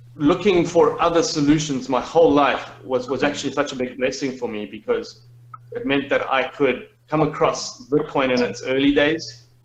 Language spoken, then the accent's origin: English; Zimbabwe; moved away as an adult; the system of my home country